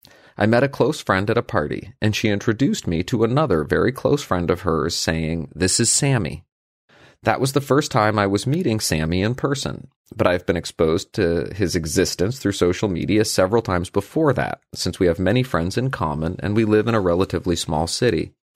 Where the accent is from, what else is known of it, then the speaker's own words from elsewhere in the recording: Brazil; English is a second language; Plus, the podcast has been an amazing resource for improving my English. I'm from Brazil